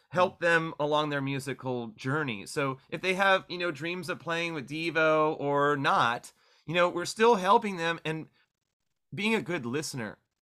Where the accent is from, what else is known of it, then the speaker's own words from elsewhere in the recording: Orange County, California, United States; now in Bay Area, United States; I didn't have a nine two four Gilman where I grew up in Orange County